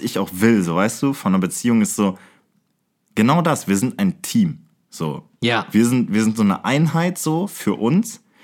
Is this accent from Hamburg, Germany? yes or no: no; Aachen, North Rhine-Westphalia, Germany; wir kommen bekanntermaßen aus Aachen, wir beide